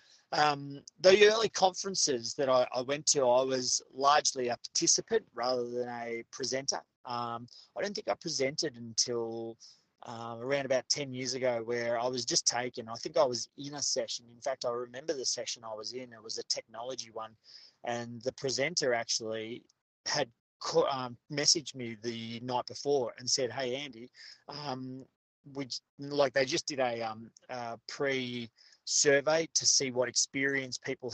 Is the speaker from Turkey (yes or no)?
no; Australia; where we are now as Australian educators